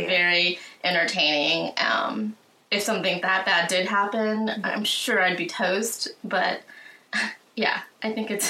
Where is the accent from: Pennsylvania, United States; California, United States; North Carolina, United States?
California, United States; growing up in California